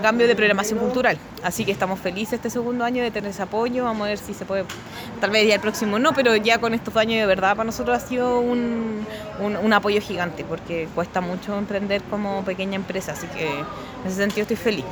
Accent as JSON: {"language": "Spanish", "country": "Chile", "said": "Uno, uno como chileno y latinoamericano"}